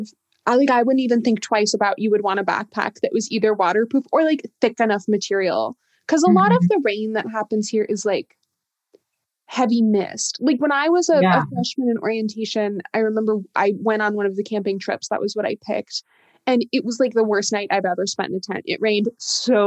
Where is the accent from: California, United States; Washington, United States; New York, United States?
Washington, United States; I grew up in Washington